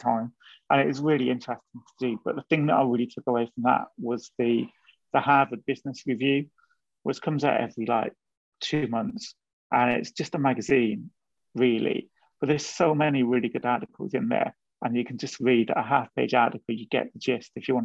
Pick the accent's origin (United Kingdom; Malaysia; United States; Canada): United Kingdom; Wales; moved away as an adult; also born or lived in Brighton / London; I grew up in Wales, grew up in quite a different environment